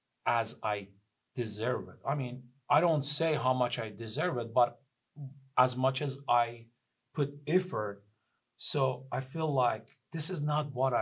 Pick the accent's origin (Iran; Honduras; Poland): Iran; Sari, Mazandaran; English is a second language; moved away as an adult; also born or lived in Austin, Texas; now in Seattle, United States